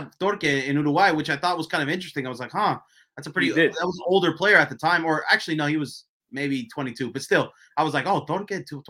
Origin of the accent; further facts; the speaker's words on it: Bay Area, California, United States; I'm from the Bay Area